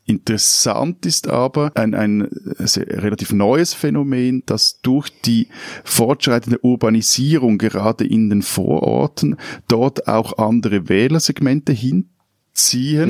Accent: Zurich, Switzerland; accent: Zürich German; first language Swiss German; mein Zürich-Deutsch

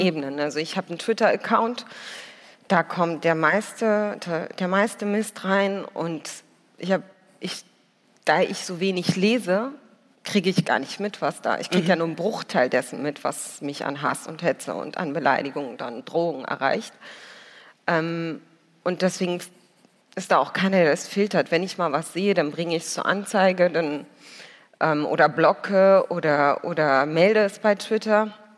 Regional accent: Berlin, Germany; ich bin ja Berlinerin

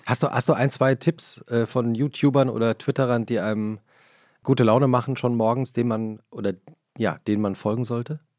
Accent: Butzbach, Hesse, Germany; Ich bin ja ähm äh, in Butzbach zur Schule gegangen

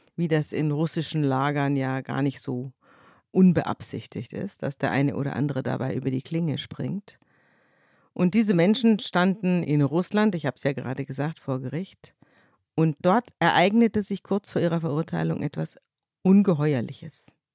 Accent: Munich, Bavaria, Germany; moved away; wir sind zum ersten Mal in meiner bayerischen Landeshauptstadt, in meiner Heimat zugange

